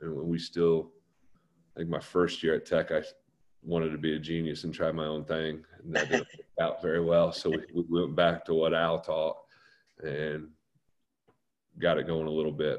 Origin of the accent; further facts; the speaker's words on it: Muncie, Indiana, United States; the guys I grew up with in Muncie